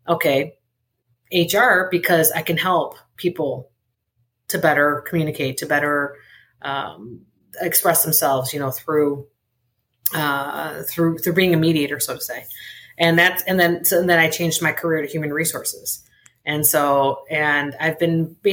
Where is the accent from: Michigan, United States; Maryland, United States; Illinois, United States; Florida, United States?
Illinois, United States; Chicago; first language Spanish; English is a second language; was born on the south side of Chicago